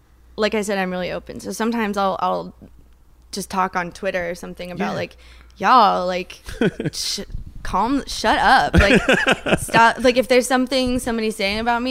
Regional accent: Daytona Beach, Florida, United States; I grew up in Florida in like a kind of shitty town

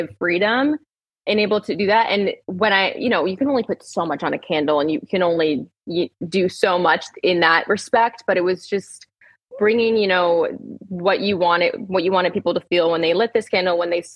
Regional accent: Rhode Island, United States; I'm from Rhode Island

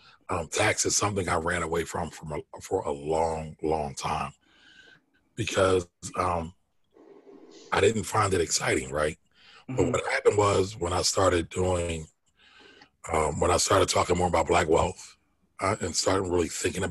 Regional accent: Philadelphia, Pennsylvania, United States; born and raised in Philly, uptown kid

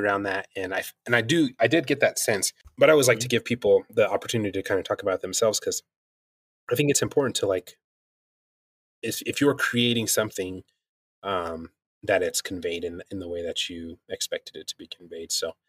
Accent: New Mexico, United States; where I grew up here in New Mexico, I wasn't born here, but this is where I grew up in.

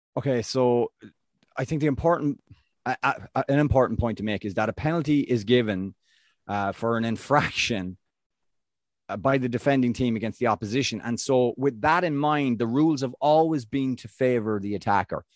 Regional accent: Ireland; I'm Irish

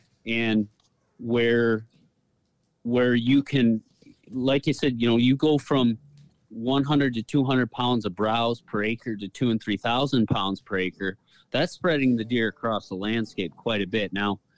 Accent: Michigan, United States; it's where I grew up in Michigan.

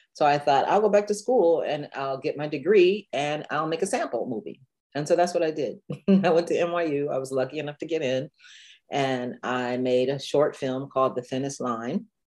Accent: Dayton, Ohio, United States; except that we had a lot of funk music coming out of Dayton when I was a kid. So I always say that I grew up in Funky Town, USA.

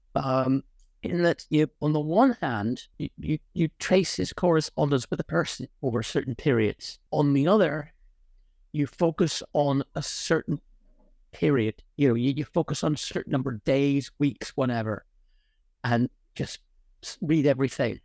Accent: Ireland; moved away; also born or lived in Connecticut, United States / Oxford, United Kingdom; I'm Irish. I was largely brought up in Ireland

